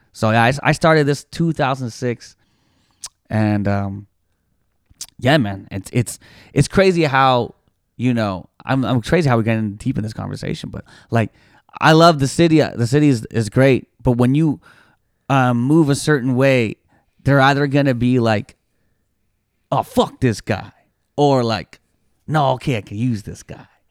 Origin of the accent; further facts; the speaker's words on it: Toronto, Ontario, Canada; I was born and raised in Toronto